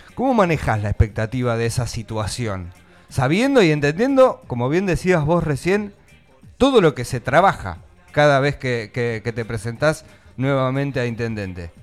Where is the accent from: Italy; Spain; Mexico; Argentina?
Argentina; estamos viviendo los argentinos